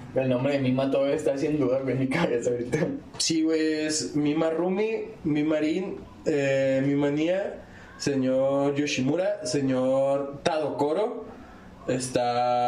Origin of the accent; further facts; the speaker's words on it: Chihuahua, Mexico; Somos tres güeyes de Chihuahua